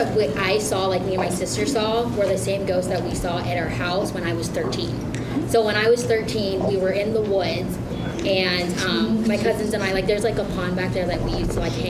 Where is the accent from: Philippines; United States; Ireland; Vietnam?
Philippines; I'm Filipino, so I have a big...